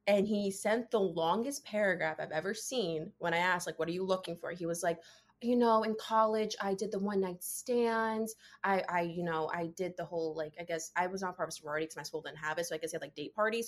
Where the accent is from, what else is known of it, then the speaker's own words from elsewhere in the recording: New Jersey, United States; I am 24. I am from New Jersey